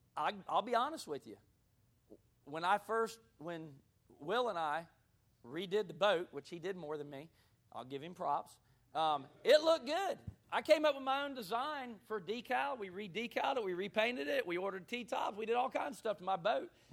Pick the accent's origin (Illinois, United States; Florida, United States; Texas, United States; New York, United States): Florida, United States; Gulf Breeze; moved away as an adult; also born or lived in Hattiesburg, Mississippi; I grew up in Gulf Breeze, Florida, which is right outside of Pensacola